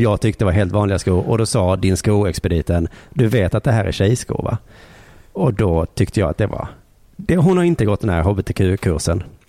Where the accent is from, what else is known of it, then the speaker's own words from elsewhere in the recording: Sweden; vi svenskar